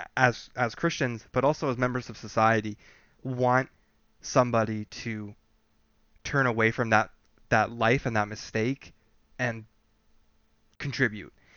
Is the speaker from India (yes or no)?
no; Canada; we're from Canada